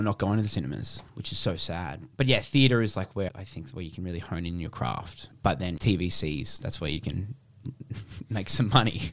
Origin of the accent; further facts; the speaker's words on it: Brisbane, Queensland, Australia; moved away as an adult; now in Melbourne, Australia; I was from Brisbane